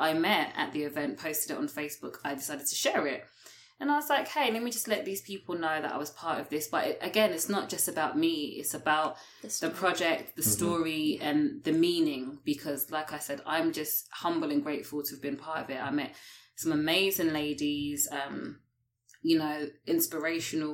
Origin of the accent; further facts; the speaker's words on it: United Kingdom; moved away as an adult; also born or lived in London; now in Toronto, Canada; I'm a British expat that's currently here